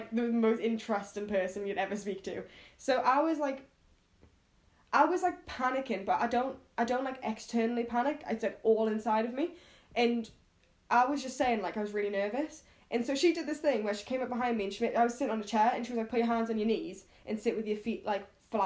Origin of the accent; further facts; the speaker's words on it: United Kingdom; I'm a British person in New York